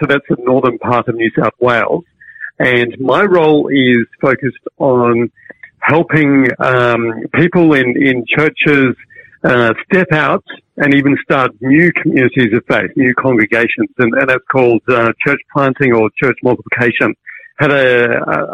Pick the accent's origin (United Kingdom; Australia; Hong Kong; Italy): Hong Kong; moved away; also born or lived in Cambridge; I grew up in Hong Kong